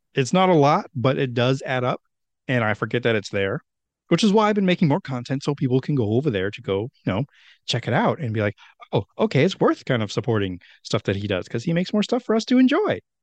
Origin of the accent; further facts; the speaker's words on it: Meriden, Connecticut, United States; Meriden, where my hometown is